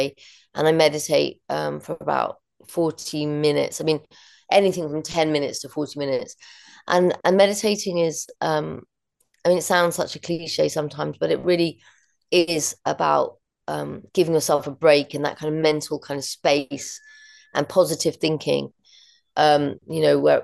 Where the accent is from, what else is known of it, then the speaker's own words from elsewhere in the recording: London, United Kingdom; growing up in London and always being in a city